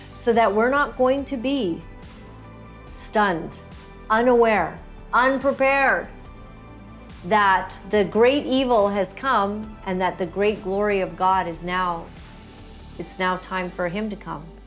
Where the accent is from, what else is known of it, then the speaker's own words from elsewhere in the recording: Canada; as a Canadian, as a woman, as a Christian